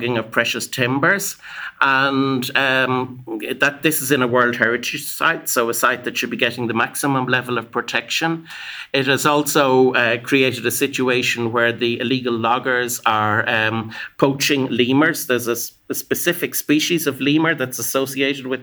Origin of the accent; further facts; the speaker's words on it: Ireland; I come from Ireland